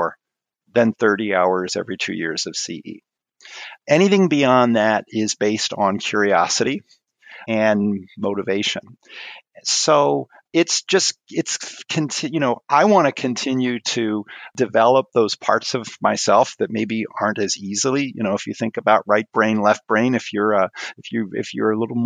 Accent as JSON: {"language": "English", "region": "Maryland", "country": "United States", "tie": "born or raised there", "also_born_or_lived": "Twin Cities, Minnesota", "moved": "as an adult", "said": "I grew up in Maryland"}